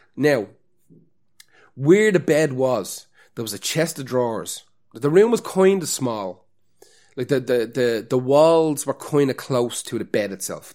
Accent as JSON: {"language": "English", "country": "Ireland", "said": "as an Irish person"}